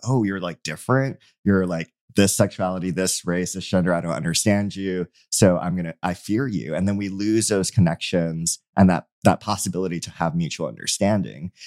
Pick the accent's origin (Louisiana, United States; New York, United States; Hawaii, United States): Hawaii, United States; I'm from Hawaii